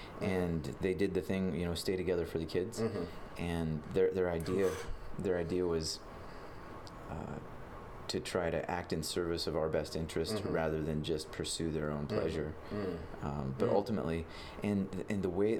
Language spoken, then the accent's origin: English; Billings, Montana, United States; born and raised in Billings